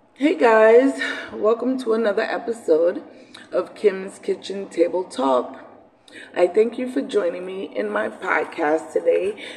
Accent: New York City, New York, United States; growing up in Brooklyn, you know, because I come from Brooklyn

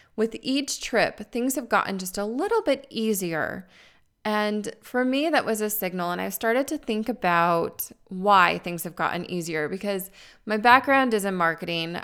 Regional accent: Tucson, Arizona, United States; moved away as an adult; I'm originally from Arizona where it's warm

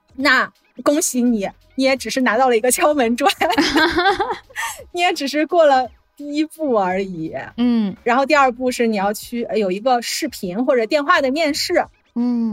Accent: northern China, China; moved away as an adult; also born or lived in a southern Chinese city / northeastern United States; now in Florida, United States; 我是出生在一个北方的城市

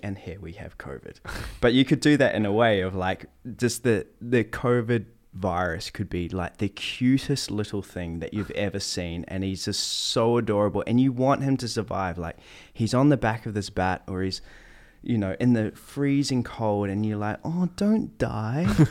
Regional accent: New Zealand; moved away; I'm from New Zealand

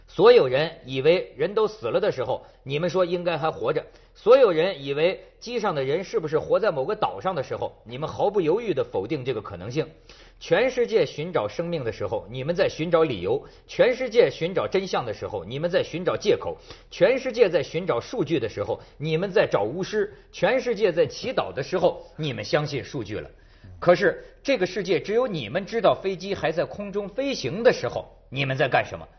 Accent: northern China, China; 跟咱们北方民族有点不太一样

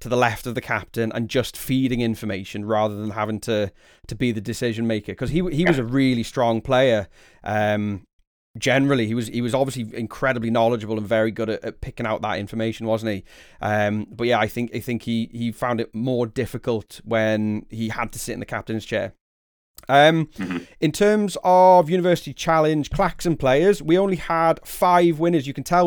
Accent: the Wirral, North West England, United Kingdom; moved away as an adult; also born or lived in London; now in South Wales, United Kingdom; I grew up on the Wirral, which isn't too far from where you are now.

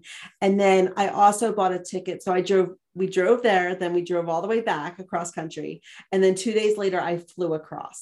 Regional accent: outside of Philadelphia, Pennsylvania, United States; moved away as an adult; now in Montana, United States; I live here in Montana and I grew up outside of Philadelphia

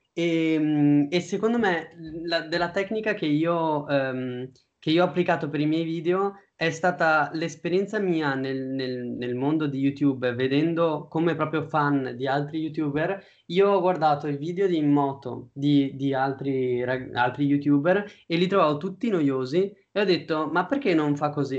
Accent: Padua, Veneto, Italy; io sono di Padova

